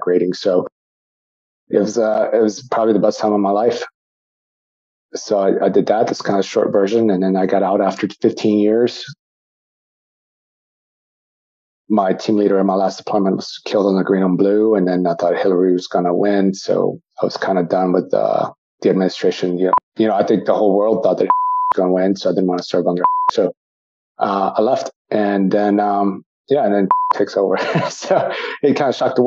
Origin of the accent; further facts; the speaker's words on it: San Antonio, Texas, United States; also born or lived in Austin, Texas; I was raised here in San Antonio, Texas